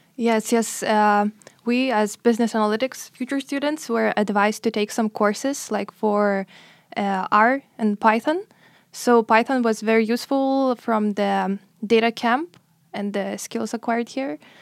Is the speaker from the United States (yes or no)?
no; Lithuania; moved away as an adult; I'm also twenty-four, and, uh, I'm from Lithuania